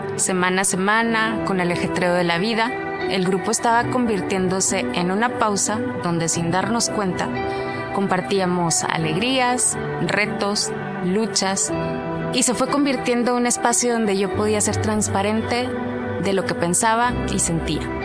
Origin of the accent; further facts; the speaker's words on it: Monclova, Coahuila, Mexico; moved away as an adult; now in Monterrey, Mexico; nací en Monclova, Coahuila, crecí en un hogar con amor y unión familiar